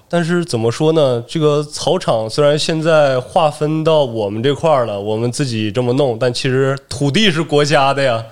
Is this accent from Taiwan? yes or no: no; Manzhouli, Inner Mongolia, China; 家是呼伦贝尔满洲里的，然后我本身是俄罗斯族，一个少数民族